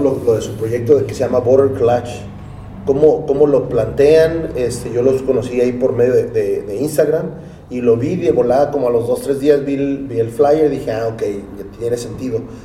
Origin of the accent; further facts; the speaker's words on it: Tijuana, Baja California, Mexico; los tijuanos hablamos más, a veces, más inglés que español